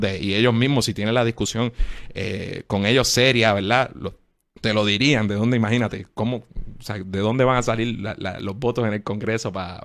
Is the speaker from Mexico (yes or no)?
no; Puerto Rico